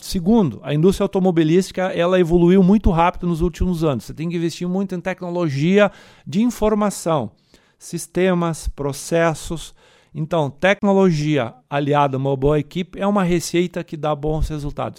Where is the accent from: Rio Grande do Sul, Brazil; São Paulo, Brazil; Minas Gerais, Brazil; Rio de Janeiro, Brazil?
Rio Grande do Sul, Brazil; Forquetinha; Eu sou do interior de Lajado, na época, um lugar chamado Forquetinha, hoje é município